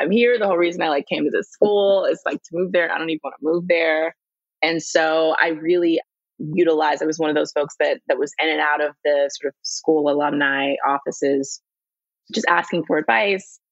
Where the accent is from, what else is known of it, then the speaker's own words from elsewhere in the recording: Houston, Texas, United States; moved away as an adult; also born or lived in Syracuse; now in Los Angeles, United States; I'm originally from Houston, Texas.